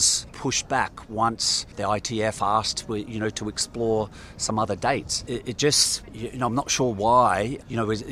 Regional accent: Australia; accent: Australian; moved away as an adult; now in United States; I'm still Australian. Can hear from my accent.

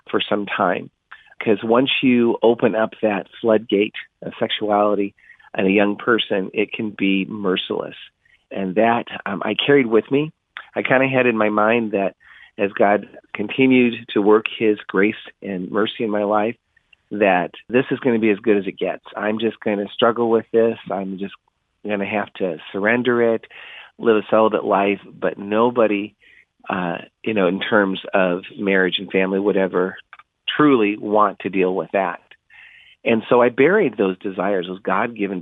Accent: Illinois, United States; now in Quartz Hill, United States; I was on a farm in Illinois, and one of four boys in our family, and they were very much farm kids

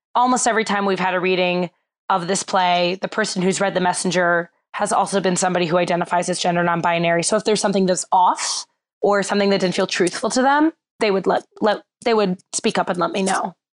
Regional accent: Bloomfield Hills, Michigan, United States; I grew up in Bloomfield Hills, Michigan, which has a really, really strong youth theater program

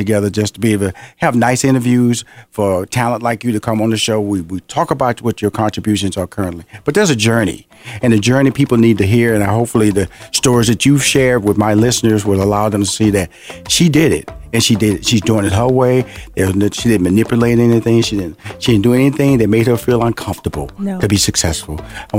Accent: Houston, Texas, United States; Everybody knows I'm from Houston, Texas.

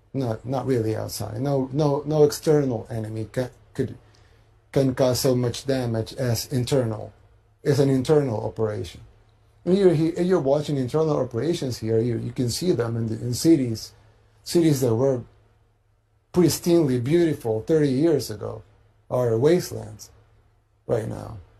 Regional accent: El Salvador

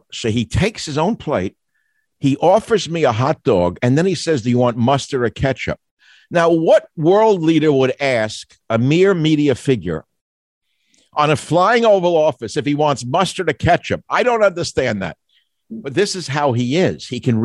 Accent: New York City, New York, United States; also born or lived in Bronx, New York; I'm from Queens and I had a very tough Russian-born father.

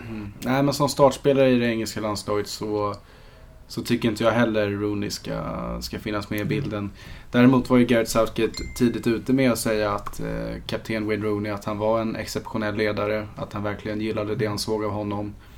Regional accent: Sweden; för mig som svensk

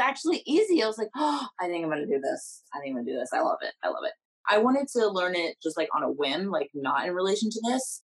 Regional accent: Kansas, United States; we're from Kansas

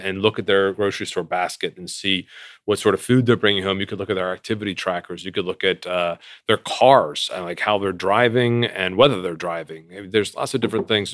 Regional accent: East Coast, United States; we're both from the East Coast

